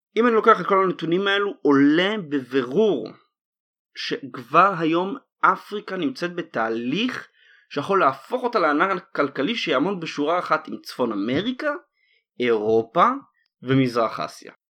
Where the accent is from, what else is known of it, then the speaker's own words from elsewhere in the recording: Israel; אנחנו, כישראלים